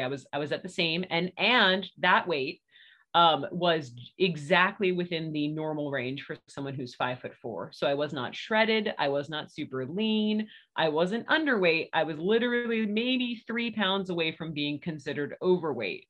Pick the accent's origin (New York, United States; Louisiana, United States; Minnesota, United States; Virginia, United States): Virginia, United States; moved away as an adult; now in Murfreesboro, United States; I'm from Virginia, but we have been in Tennessee for 10 years